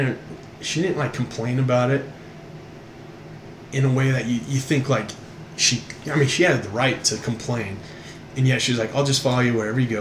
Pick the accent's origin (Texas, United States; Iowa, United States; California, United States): Texas, United States; It's just that, hey, we're from Texas. Everything's bigger, better in Texas.